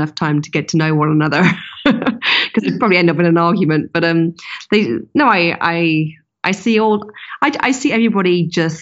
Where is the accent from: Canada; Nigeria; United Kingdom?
United Kingdom; London; London, my hometown